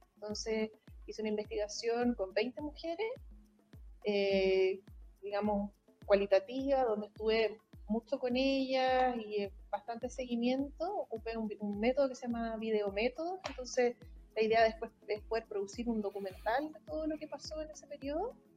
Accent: Santiago, Santiago Metropolitan Region, Chile; also born or lived in England / Concepción; yo soy de Santiago, sí, trabajo acá, he vivido toda mi vida en Santiago

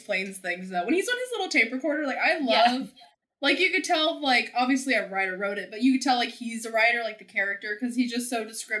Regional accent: United States; Oh, I laugh because I'm from America.

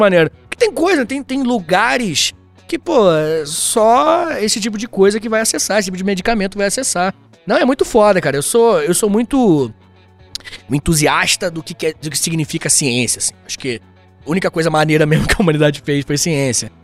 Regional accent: Rio de Janeiro, Brazil; also born or lived in Itaguaí; Rio de Janeiro, beijo minha terra

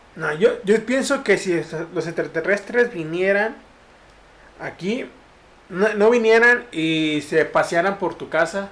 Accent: Tampico, Tamaulipas, Mexico; moved away

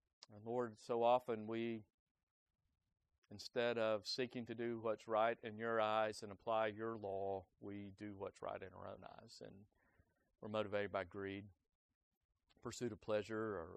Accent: United States; us as American citizens

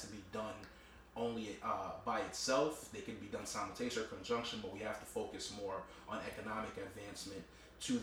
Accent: New York City, New York, United States; also born or lived in Brooklyn, New York; I was born in Flatbush, but I grew up in Queens. I grew up in Cambridge Heights

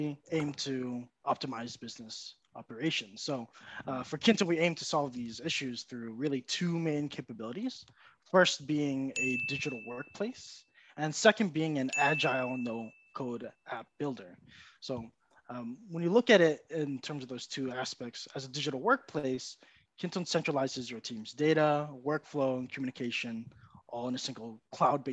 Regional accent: New Jersey, United States; moved away as an adult; now in Japan; I'm actually from New Jersey in the United States, but I've been living and working in Japan now for the past 10 years or so

